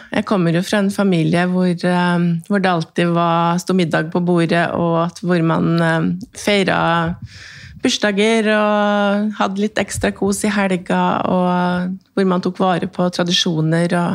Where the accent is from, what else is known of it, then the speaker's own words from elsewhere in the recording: Trøndelag, Norway; er jo trønder